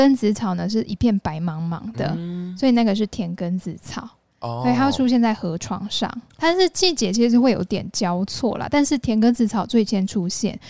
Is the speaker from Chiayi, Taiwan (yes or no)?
no; Yunlin County, Taiwan; moved away; 我真的是云林人呢